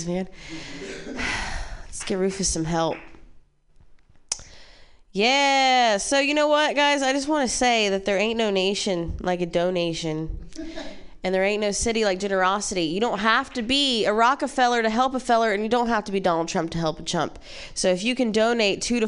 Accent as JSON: {"language": "English", "region": "Ohio", "country": "United States", "tie": "born or raised there", "said": "I'm from Ohio"}